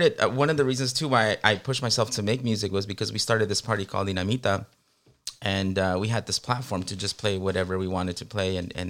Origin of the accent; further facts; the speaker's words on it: Guerrero, Mexico; And around that time, we're from Guerrero. We're from Guerrero, Mexico.